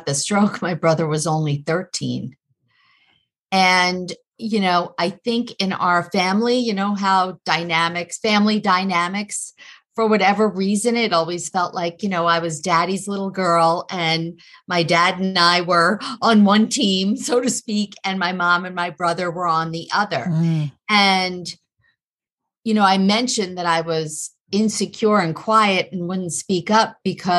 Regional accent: Long Island, New York, United States; I grew up in New York in Long Island

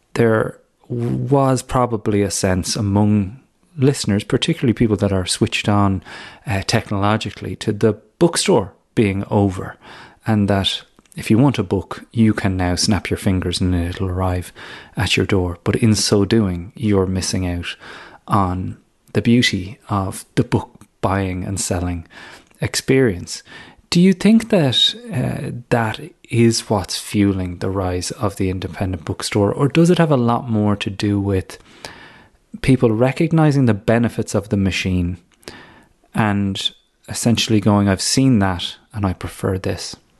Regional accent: Ireland; moved away; when you are home visiting Ireland as an Irish person abroad returning

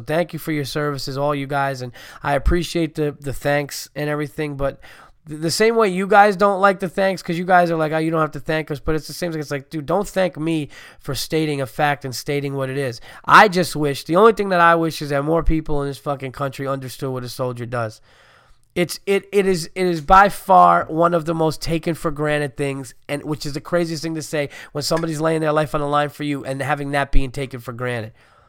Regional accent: Brooklyn, New York, United States; Also, know that I grew up in Brooklyn and was always more into traveling on a subway, buses, and cabs than driving, and I was never into cars.

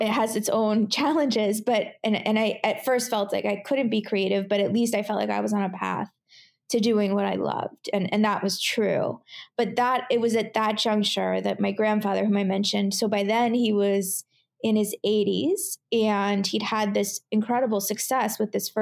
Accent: Portland, Oregon, United States; moved away as an adult; also born or lived in California / New York; I grew up in Portland, Oregon. So I'd always been on the West Coast.

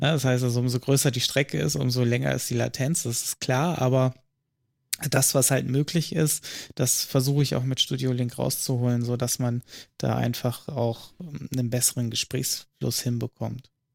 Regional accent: northernmost North Rhine-Westphalia, Germany; Nördlichstes Nordrhein-Westfalen

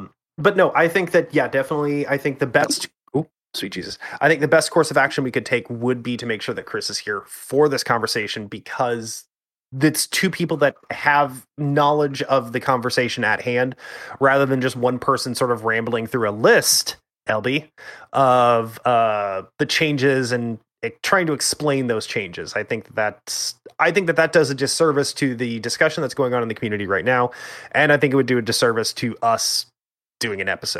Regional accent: Canada; I'm Canadian.

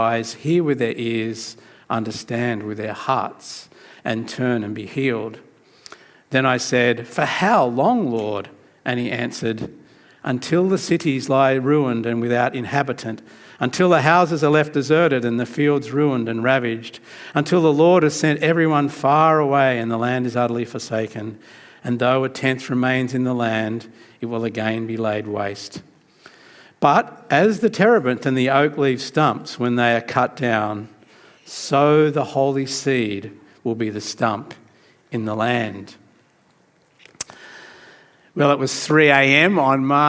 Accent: New South Wales, Australia; also born or lived in Sydney; I was trying to keep that a secret that I was from New South Wales

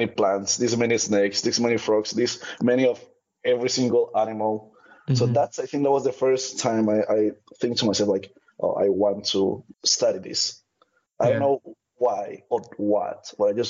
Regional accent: Cali, Valle del Cauca, Colombia; first language Spanish; English is a second language; moved away as an adult; now in United States; I was born in Colombia, originally from a really small town. And I grew up in Cali, which is one of the biggest cities in Colombia

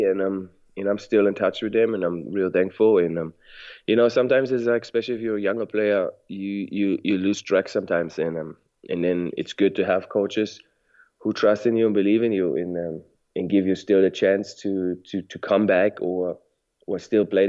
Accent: Frankfurt, Hesse, Germany; moved away as an adult; also born or lived in Mississippi, United States / Chicago, United States; growing up in Germany, growing up in Frankfurt

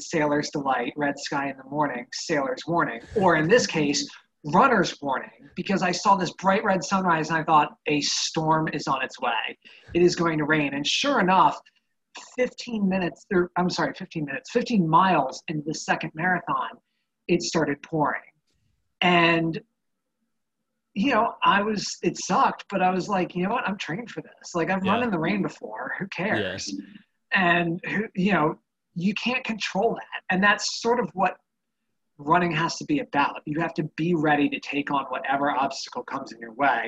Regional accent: Annapolis area, Maryland, United States; Right here in my hometown

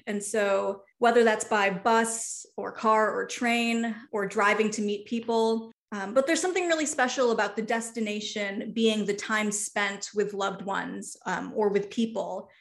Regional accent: Chicago, Illinois, United States; moved away as an adult; the Chicago that I grew up

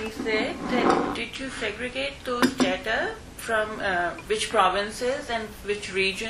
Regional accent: Islamabad, Islamabad Capital Territory, Pakistan; I'm from Pakistan

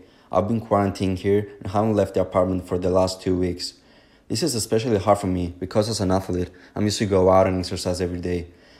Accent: Cyprus; moved away; I'm from Cyprus

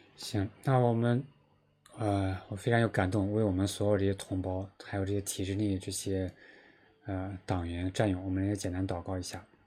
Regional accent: Henan, China; moved away; also born or lived in Beijing; 在我们老家河南的教会其实也有待过

